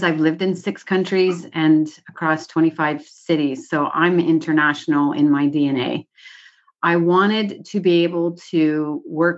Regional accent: Canada; As a Canadian

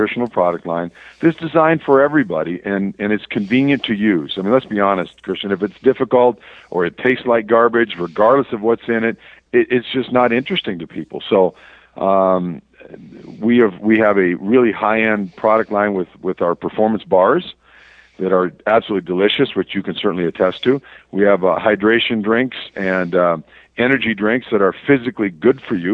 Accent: Verndale, Minnesota, United States; moved away as an adult; also born or lived in Kansas / South Carolina / Southern California; now in New Mexico, United States; I actually am from northern Minnesota, a little farming community called Verndale. My hometown is 400 folks

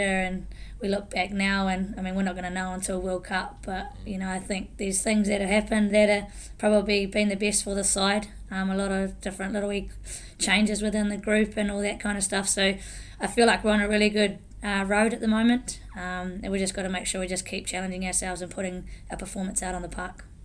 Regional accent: Taranaki, New Zealand; I'm from Taranaki, from the Neki, so grew up there.

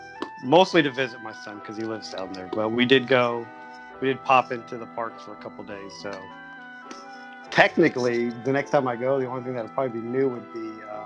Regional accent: Dallas, Texas, United States; moved away; it snowed twice when I lived in Dallas.

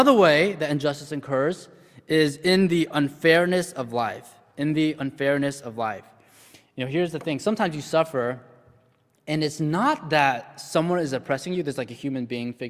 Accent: United States; I was born in the States and I grew up in a relatively privileged household

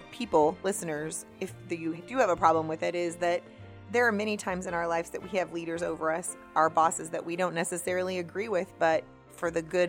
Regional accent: United States; as an American

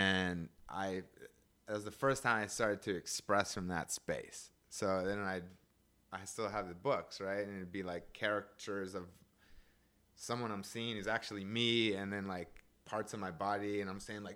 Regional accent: Seattle, Washington, United States; moved away as an adult; also born or lived in Berkeley / Oakland; I grew up in Seattle

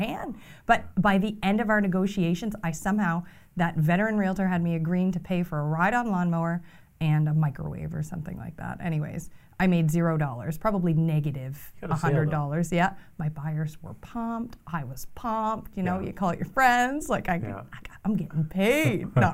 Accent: Fredericton, New Brunswick, Canada; I'm from Fredericton

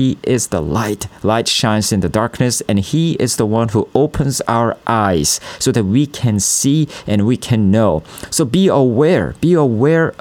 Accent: South Korea; I'm from South Korea

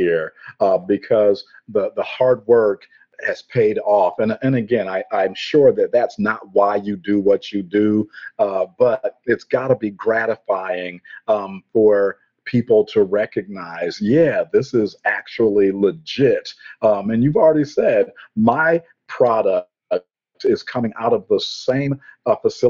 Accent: Elmira, New York, United States; my hometown of Elmira, New York

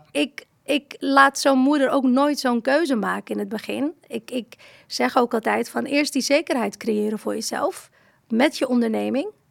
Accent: Morocco; now in Netherlands; Ik ben niet hier geboren, ik ben in Marokko geboren

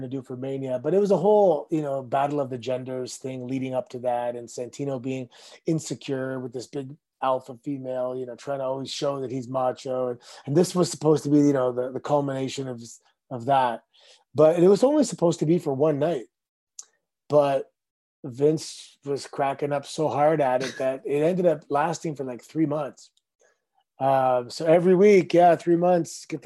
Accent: Mississauga, Ontario, Canada; Growing up in Mississauga, and our new neighborhood was built in 1981, and we all kind of moved in 1982

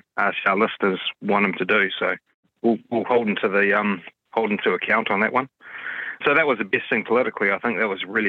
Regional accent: Auckland, New Zealand; I am from West Auckland

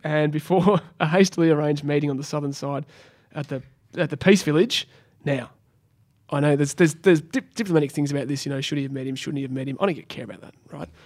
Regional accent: Australia; as an Australian

